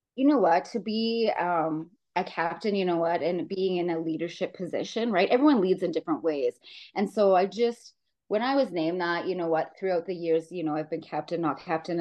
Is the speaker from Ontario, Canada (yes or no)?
no; Saskatchewan, Canada; moved away as an adult; now in Calgary, Canada; growing up in Saskatchewan